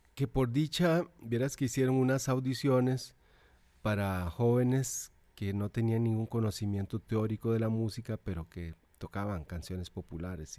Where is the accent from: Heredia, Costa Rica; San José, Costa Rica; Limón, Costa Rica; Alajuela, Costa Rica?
Alajuela, Costa Rica; Naranjo; also born or lived in Zarcero; en realidad soy de Naranjo, Llano Bonito, que es el pueblo donde nací, pertenece al cantón de Naranjo, pero queda más cerca de Zarcero, de Naranjo. Queda 20 kilómetros de Naranjo y 5 de Zarcero. Por lo tanto, fui al colegio de Zarcero.